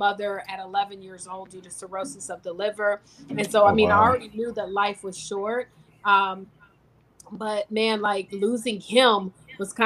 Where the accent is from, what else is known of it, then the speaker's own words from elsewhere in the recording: Virginia, United States; I'm originally from Virginia